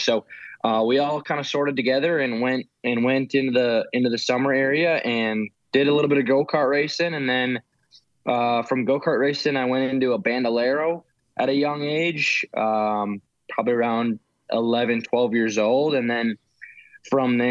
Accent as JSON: {"language": "English", "region": "Wisconsin", "country": "United States", "said": "I'm from Wisconsin, so you know, we don't get a lot of summer up there"}